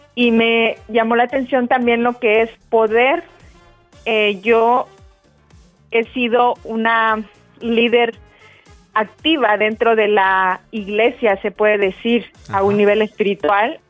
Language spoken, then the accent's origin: Spanish; Mexico; now in North Carolina, United States; Ahorita estoy viviendo en Carolina del Norte, yo soy mexicana